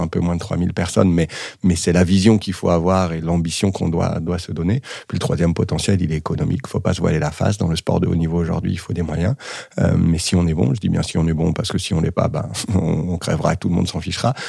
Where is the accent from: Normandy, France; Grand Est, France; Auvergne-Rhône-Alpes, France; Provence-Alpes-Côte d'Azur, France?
Auvergne-Rhône-Alpes, France; Saint-Étienne; now in Lyon, France; J'ai grandi et joué au foot à Saint-Etienne.